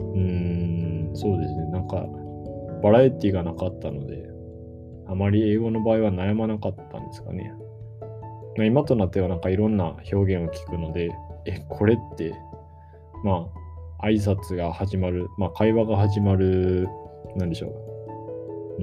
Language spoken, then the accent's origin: Japanese; Japan; first language Japanese; 日本語って僕たち、まあ、日本人の母語なので